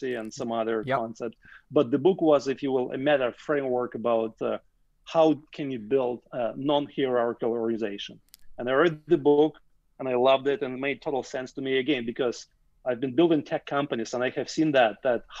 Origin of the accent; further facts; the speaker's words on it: Russia; moved away as an adult; now in Canada; I grew up in the Soviet Union